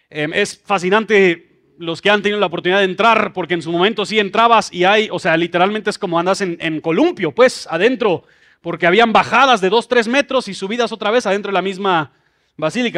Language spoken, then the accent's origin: Spanish; Mexico City, Mexico; Yo crecí en Ciudad de México